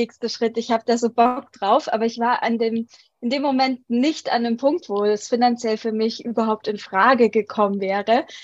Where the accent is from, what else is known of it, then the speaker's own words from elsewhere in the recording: Munich, Bavaria, Germany; moved away as an adult; now in Bali, Indonesia; Wir sind vor ein paar Monaten ausgewandert. Ich komme ursprünglich aus München, bin aber immer gerne rumgereist.